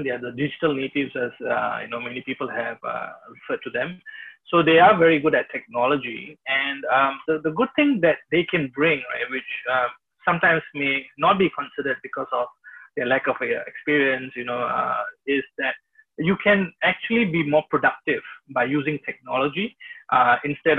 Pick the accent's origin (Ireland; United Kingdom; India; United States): India; moved away; I'm from India, originally